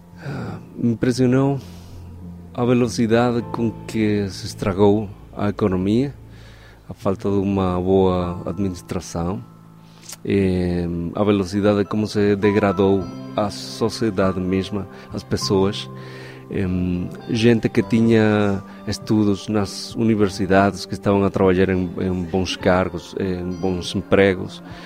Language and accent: Portuguese; Venezuela; moved away; sou venezuelano